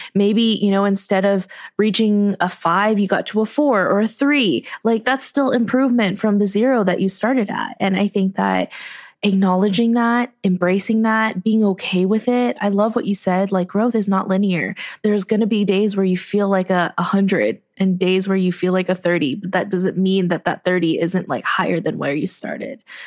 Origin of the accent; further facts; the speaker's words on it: United States; I grew up in a society that values people who think outside of the box